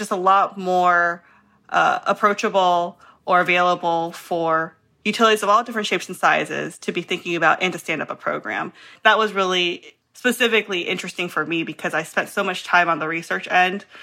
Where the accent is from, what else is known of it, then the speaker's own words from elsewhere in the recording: Florida, United States; I grew up in Florida and in an immigrant, Asian household